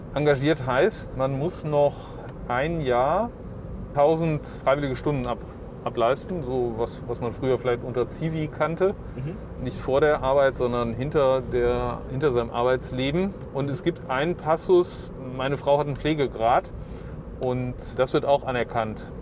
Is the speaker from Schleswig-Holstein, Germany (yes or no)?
no; Issum, North Rhine-Westphalia, Germany; Hier bin ich in die Grundschule gegangen